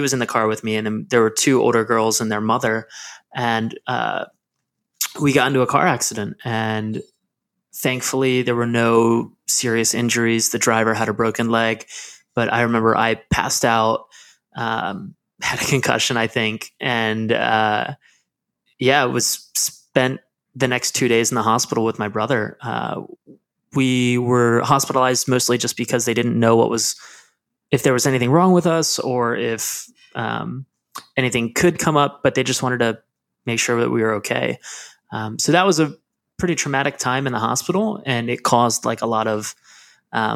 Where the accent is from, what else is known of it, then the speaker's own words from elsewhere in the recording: Lancaster, Pennsylvania, United States; I am from Lancaster, Pennsylvania, which is this super small town that has like big city vibes here and there. But I grew up in the area